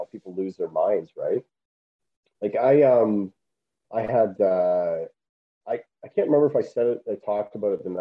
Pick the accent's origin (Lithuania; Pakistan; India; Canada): Canada; I'm a Canadian comic